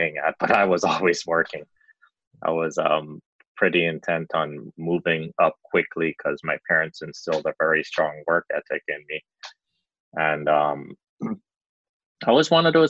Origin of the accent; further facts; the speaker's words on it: Belize; also born or lived in Chicago, United States / Miami, United States; now in United Kingdom; I grew up in Belize, a very small country